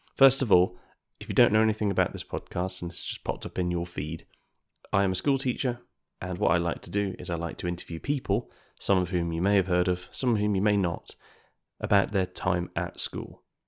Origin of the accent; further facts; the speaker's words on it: United Kingdom; us Brits